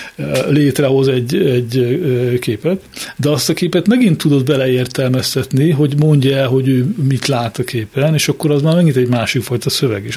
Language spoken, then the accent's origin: Hungarian; Miskolc, Borsod-Abaúj-Zemplén, Hungary; én is Miskolci vagyok.